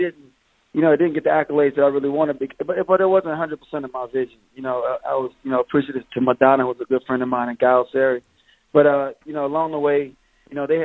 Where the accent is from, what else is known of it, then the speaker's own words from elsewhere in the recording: North Carolina, United States; also born or lived in Hampton, Virginia / Rochester, New York; we ended up in North Carolina at a real young age.